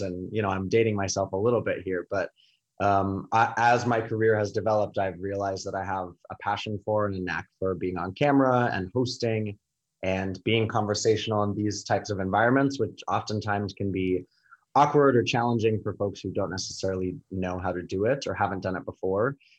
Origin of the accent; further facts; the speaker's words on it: New York, United States; I'm a New Yorker